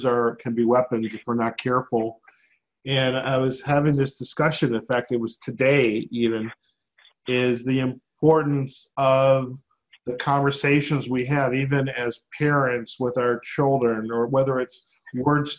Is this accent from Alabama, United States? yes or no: no; Detroit suburbs, Michigan, United States; I grew up in the Detroit suburbs